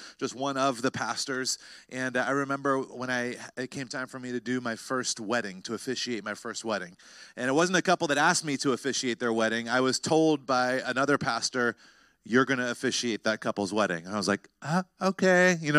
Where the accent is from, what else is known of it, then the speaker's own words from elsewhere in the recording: North Carolina, United States; I remember when I was a teenager, I grew up in North Carolina